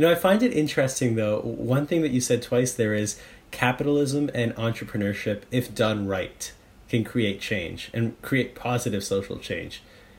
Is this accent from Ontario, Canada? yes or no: no; Surrey, British Columbia, Canada; also born or lived in Amritsar, India; I was 11 months old when my family and I moved here from India. I was born in Amritsar, but I moved here to Surrey, BC.